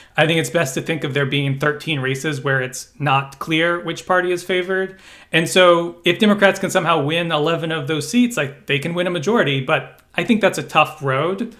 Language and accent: English; Kentucky, United States; I was born in Kentucky